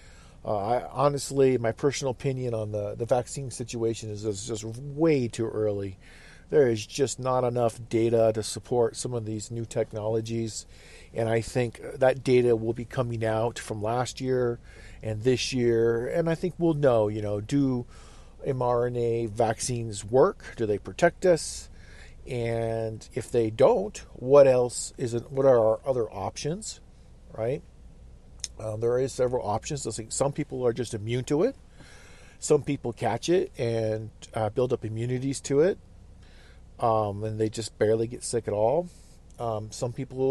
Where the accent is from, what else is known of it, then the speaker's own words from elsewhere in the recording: Fairbanks, Alaska, United States; That's kind of our hometown, our home base. We hail from the Fairbanks general area, interior Alaska.